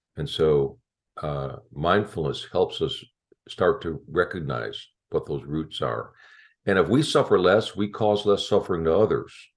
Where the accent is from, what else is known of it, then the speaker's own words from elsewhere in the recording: Chicago, Illinois, United States; moved away; I'm from Chicago originally